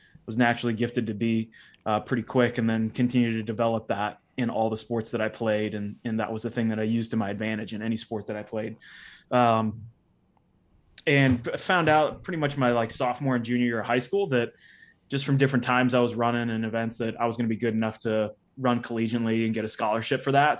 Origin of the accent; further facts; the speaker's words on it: Uniontown, Ohio, United States; I grew up in Ohio, Northeastern Ohio, specifically a place called Uniontown, Ohio